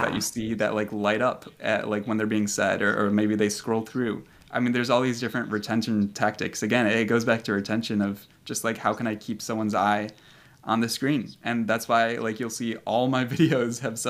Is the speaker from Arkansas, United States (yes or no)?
no; Chicago, Illinois, United States; I came back to Chicago and started looking for that position here, just kind of in my hometown